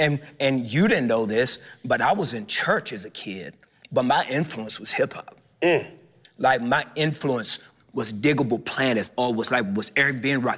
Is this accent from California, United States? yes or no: no; Texas, United States; I'm from Texas